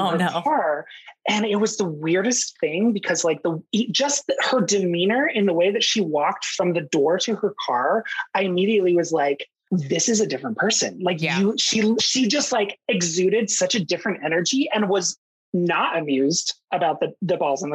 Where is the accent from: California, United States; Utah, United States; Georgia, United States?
Utah, United States; moved away; I'm from Utah originally.